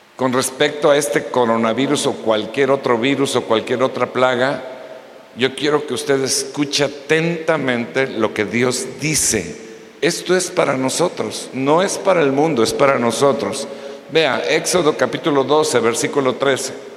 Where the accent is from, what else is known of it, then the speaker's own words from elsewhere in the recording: Mexico; nosotros, los mexicanos